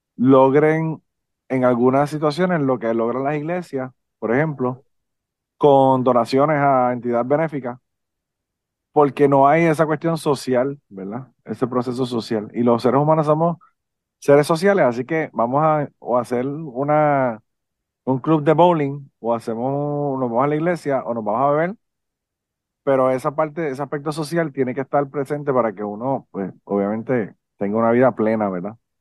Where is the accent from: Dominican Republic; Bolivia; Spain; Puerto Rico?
Puerto Rico; also born or lived in Nashville; yo soy un biólogo de Puerto Rico